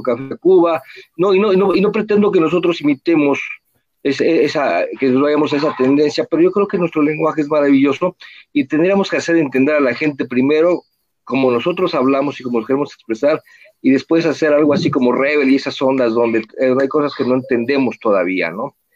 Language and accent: Spanish; Mexico; first language Spanish; como buen mexicano, este, me, encanta mi idioma